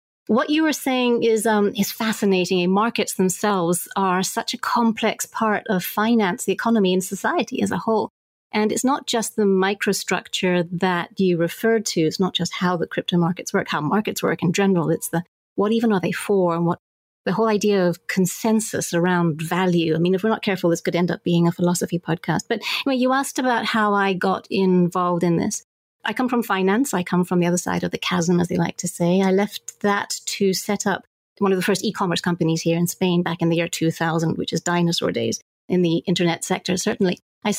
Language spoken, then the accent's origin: English; Zambia; I mean, I grew up in Zambia, and so the whole idea of banking infrastructure was something that I care a lot about